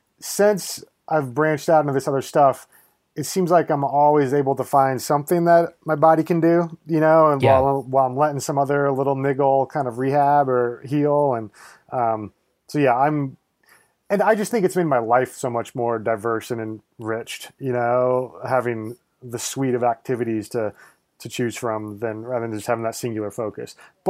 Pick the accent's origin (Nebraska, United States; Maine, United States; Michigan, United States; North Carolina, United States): Nebraska, United States; I grew up in Nebraska, so like I didn't grow up in the mountains or anything, but my family would take trips out west to the national parks every summer.